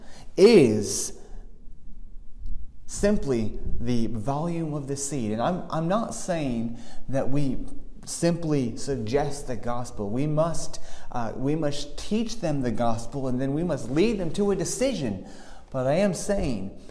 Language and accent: English; Dublin, Leinster, Ireland; I grew up in Dublin, and we don't have many gardens.